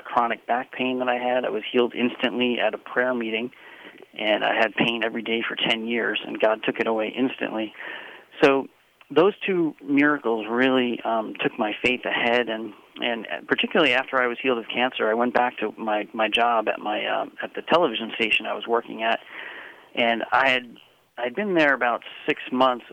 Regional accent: Long Island, New York, United States; now in Virginia, United States; where I grew up on Long Island, New York, it is not the Bible Belt.

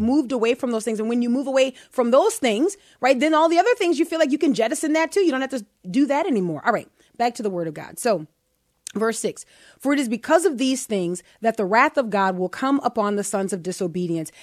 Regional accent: United States; I am an American

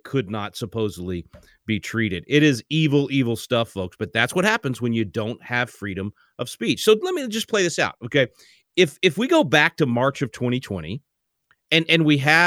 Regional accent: Texas, United States; I'm a Texan.

